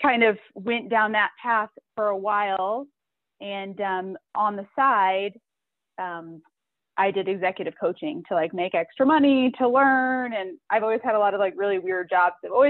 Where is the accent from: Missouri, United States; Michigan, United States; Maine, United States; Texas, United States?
Michigan, United States; Carson City; now in Colorado, United States; I actually grew up most of my childhood in rural Michigan. So a tiny little town of about 1,000 people, about an hour north of Lansing called Carson City